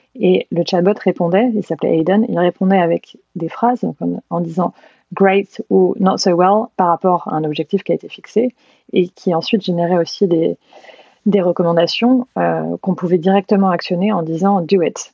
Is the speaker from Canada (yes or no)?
no; Normandy, France; moved away as an adult; also born or lived in Caen / London / San Francisco; j'ai grandi en Normandie, à une heure de Paris